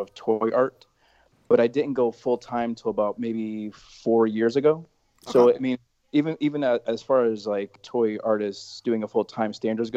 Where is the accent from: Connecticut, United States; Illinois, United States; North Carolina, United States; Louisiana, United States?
Connecticut, United States; I've born and raised in Connecticut and live in New Haven